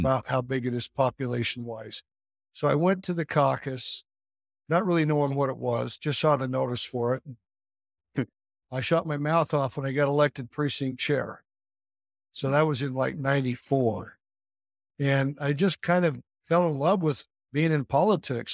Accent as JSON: {"language": "English", "region": "Southeast Idaho", "country": "United States", "tie": "born or raised there", "moved": "as an adult", "lives_now": "Utah, United States", "said": "I grew up in Southeast Idaho"}